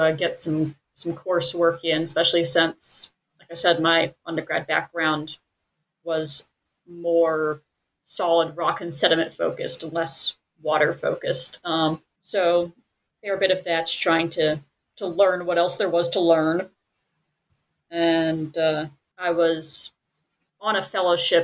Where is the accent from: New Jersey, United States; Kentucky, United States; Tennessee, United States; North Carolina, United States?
Tennessee, United States; Nashville; moved away as an adult; also born or lived in Texas; now in Southern California, United States; I'm originally from Nashville, Tennessee. I came out here to Southern California to study groundwater.